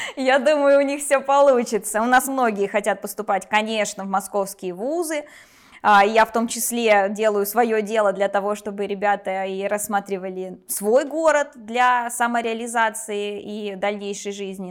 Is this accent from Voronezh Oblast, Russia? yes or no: yes; Voronezh Oblast, Russia; я родилась в Воронежской области, в 50 километрах от самого города, а в Воронеж переехала